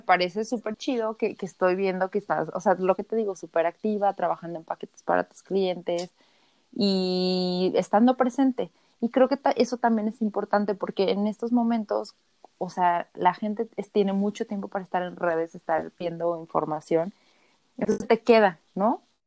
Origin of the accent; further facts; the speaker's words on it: Mexico; nosotros como mexicanos